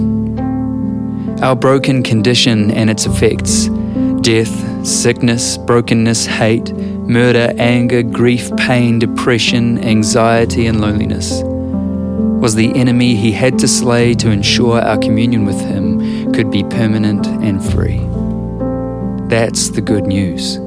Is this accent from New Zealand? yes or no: yes; New Zealand